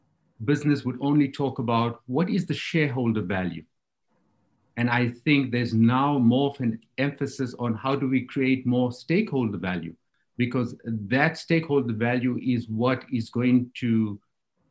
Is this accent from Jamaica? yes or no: no; South Africa; moved away as an adult; also born or lived in China; moved to China as a South African diplomat